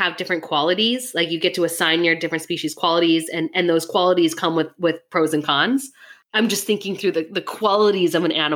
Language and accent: English; Minnesota, United States; I'm from Minnesota